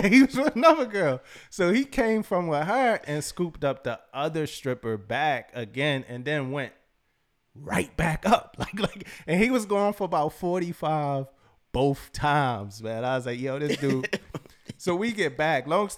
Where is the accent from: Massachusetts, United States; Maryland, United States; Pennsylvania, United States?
Pennsylvania, United States; Philadelphia; So me and my boy, we were like just he from Cali, like L.A. I'm from Philly.